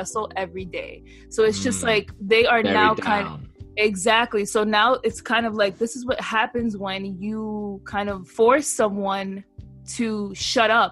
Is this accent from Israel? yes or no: no; United States; as an American